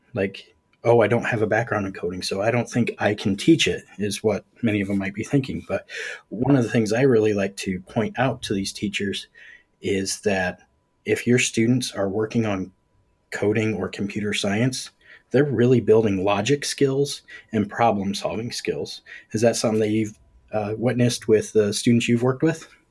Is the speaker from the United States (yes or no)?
yes; Ohio, United States; I'm from Ohio